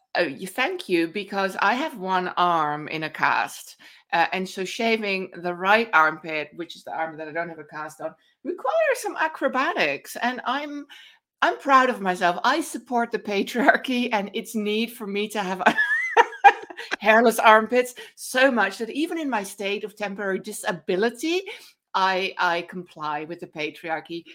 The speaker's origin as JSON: {"language": "English", "country": "Netherlands", "accent": "Dutch", "moved": "yes", "said": "my cute Dutch accent"}